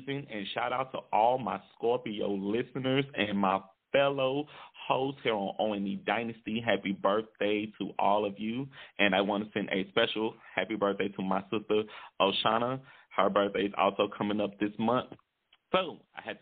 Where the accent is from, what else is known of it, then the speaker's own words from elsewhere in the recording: Shreveport, Louisiana, United States; also born or lived in Lagos, Nigeria / Texas; my hometown in Shreveport, Louisiana